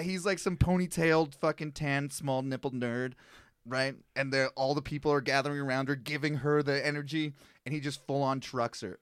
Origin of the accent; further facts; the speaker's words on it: Canada; as a Canadian